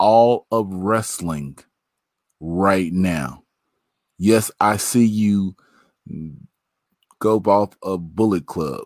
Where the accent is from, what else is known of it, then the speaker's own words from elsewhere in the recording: Midwest, United States; We from the Midwest